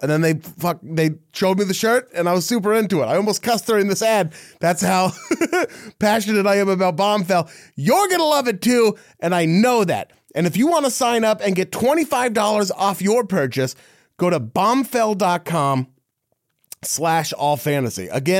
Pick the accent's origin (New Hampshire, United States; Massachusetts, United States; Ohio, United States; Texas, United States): Texas, United States; Dallas; See, for him, it's like I'm from the Dallas Fort Worth area kind of thing.